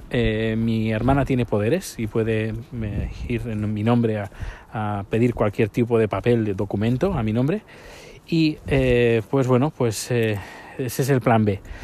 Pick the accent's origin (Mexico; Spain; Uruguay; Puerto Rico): Spain; now in Sweden; la nacionalidad española